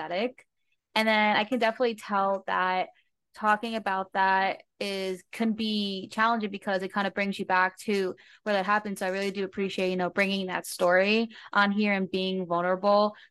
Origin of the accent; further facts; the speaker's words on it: New Jersey, United States; I grew up in New Jersey